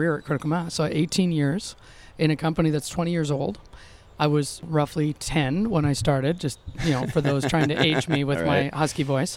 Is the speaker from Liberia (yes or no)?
no; Canada; We're Canadian